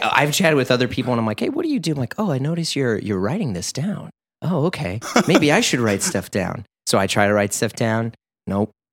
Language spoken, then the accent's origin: English; St. Louis, Missouri, United States; I'm from Missouri